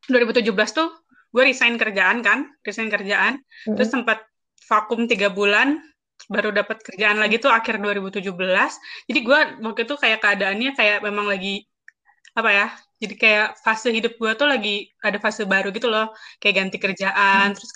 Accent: Bandung, West Java, Indonesia; moved away as an adult; now in Jakarta, Indonesia; gue itu kan orang Bandung gue ke Jakarta umur 22

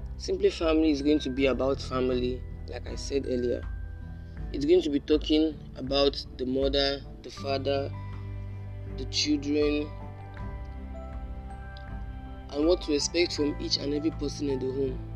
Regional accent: Lagos, Nigeria; I'm from Lagos, Nigeria

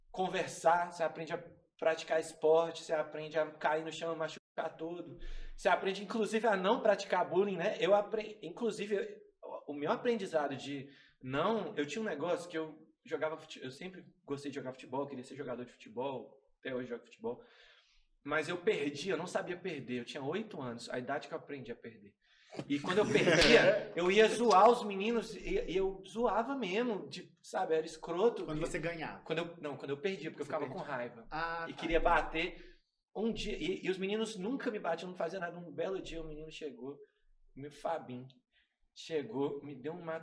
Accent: Minas Gerais, Brazil; Eu cresci é, vivendo na rua. Eu sou, eu sou lá do Califórnia. Pouco, eu moro em Sagrada Família agora, mas tem quatro anos só.

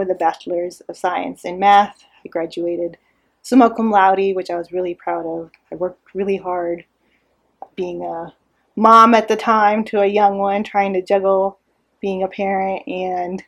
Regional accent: Irvine, California, United States; moved away as an adult; now in Houston, United States; I grew up in Irvine. It's a small city in Orange County, California, in Southern California.

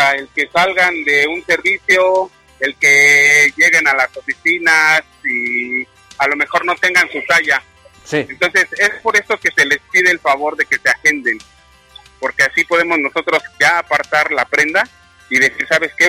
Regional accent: Mexico City, Mexico; De la Ciudad de México

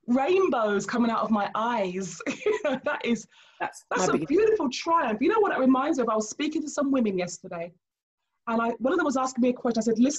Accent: Nigeria; You know, I'm Nigerian

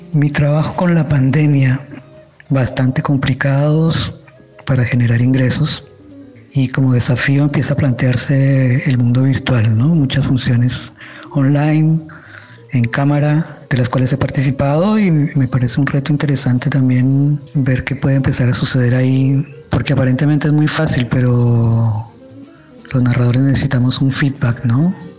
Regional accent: Colombia; moved away as an adult; now in Chile; soy colombiano

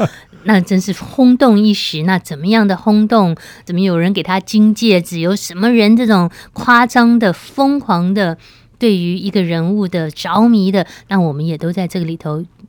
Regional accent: Taipei, Taiwan; 我们台北人

